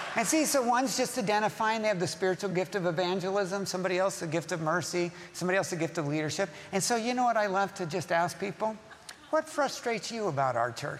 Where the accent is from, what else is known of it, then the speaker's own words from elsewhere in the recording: Southern California, United States; I'm from Southern California. I've lived here all my life